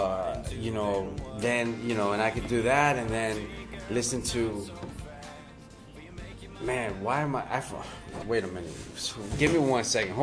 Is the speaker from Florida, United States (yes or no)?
yes; Hialeah, Florida, United States; I'm from Miami. I'm from Hialeah, born and raised